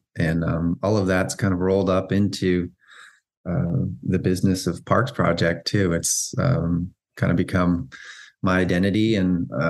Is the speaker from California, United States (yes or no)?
yes; Bay Area, Northern California, United States; moved away as an adult; also born or lived in Tahoe / San Diego / London; now in Los Angeles, United States; I grew up in the Bay Area